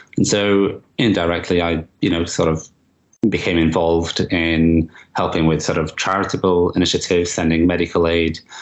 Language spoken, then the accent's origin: English; Manchester, North West England, United Kingdom; in Manchester, in my hometown